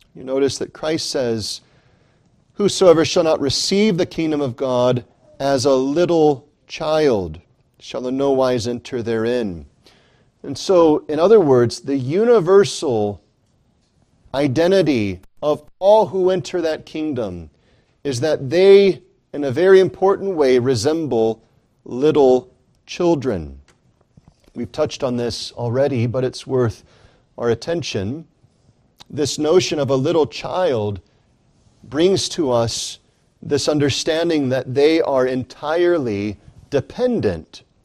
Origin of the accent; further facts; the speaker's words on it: United States; I am in this nation, in this society, in this civilization merely because I was born here